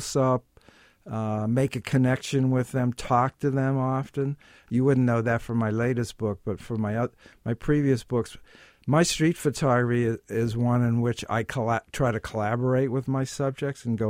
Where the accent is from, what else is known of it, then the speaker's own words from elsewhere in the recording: Pittsburgh, Pennsylvania, United States; moved away as an adult; also born or lived in New York City; now in New York, United States; I'm from Pittsburgh, Pennsylvania, and I came to New York to go to Columbia Graduate School of Business